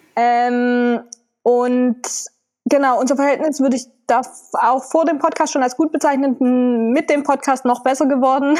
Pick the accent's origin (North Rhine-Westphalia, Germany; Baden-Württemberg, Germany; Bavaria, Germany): Baden-Württemberg, Germany; Rutesheim; moved away; Wir kommen ursprünglich aus Rutesheim.